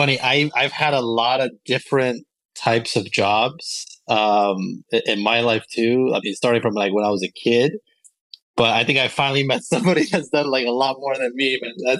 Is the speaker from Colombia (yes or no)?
yes; Colombia; moved away; especially when I came to live here from Colombia